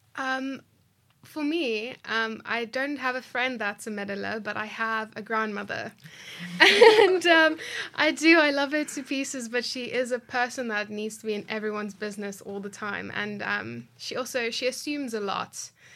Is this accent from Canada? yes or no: no; South Africa; I grew up in Dunville